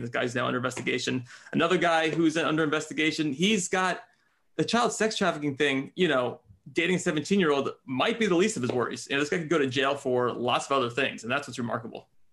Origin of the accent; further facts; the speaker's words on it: New York, United States; as a New Yorker